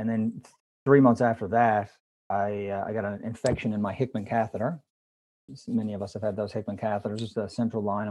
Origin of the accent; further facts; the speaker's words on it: Canada; I am Canadian